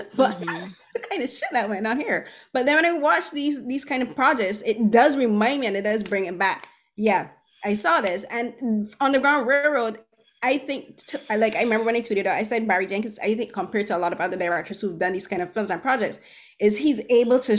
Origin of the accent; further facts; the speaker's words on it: Barbados; growing up in the Caribbean and growing up in Barbados